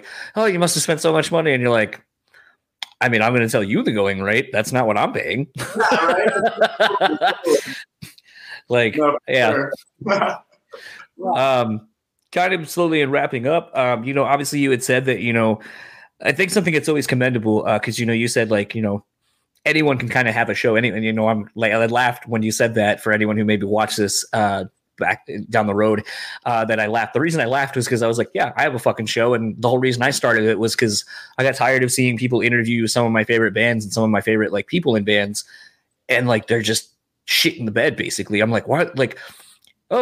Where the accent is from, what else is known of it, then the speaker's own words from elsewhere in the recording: Parchment, Michigan, United States; moved away; my old city that I grew up in Parchment.